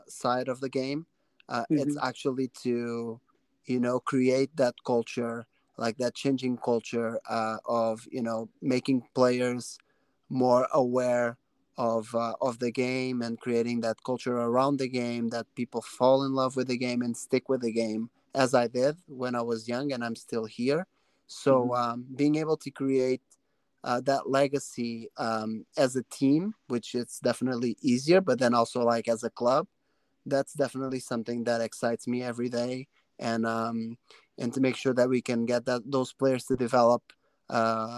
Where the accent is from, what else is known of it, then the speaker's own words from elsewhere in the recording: Portugal; now in Canada; a tournament in my hometown